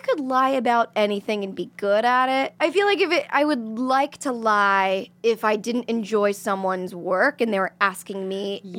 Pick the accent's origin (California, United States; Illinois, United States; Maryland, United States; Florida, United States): Florida, United States; moved away; I was living in Florida. We're both from Florida.